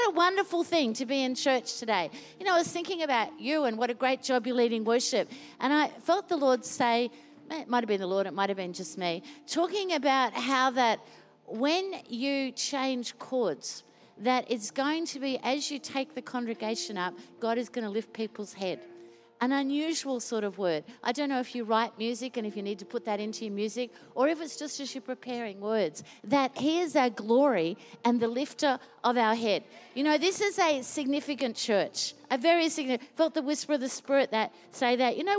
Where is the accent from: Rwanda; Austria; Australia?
Australia; Queensland; now in Melbourne, Australia; I was born in Queensland